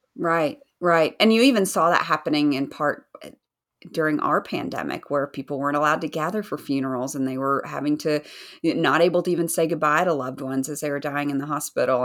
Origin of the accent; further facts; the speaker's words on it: Southern United States, United States; accent: Southern American; I'm American, in case people can't tell by my Southern accent, Southern American accent